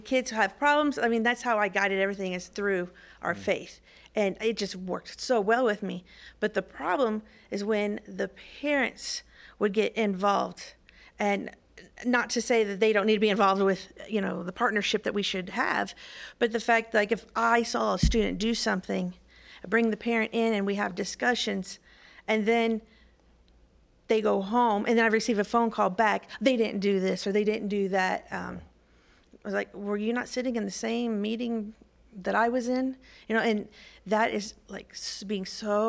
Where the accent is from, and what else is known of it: Evansville, Indiana, United States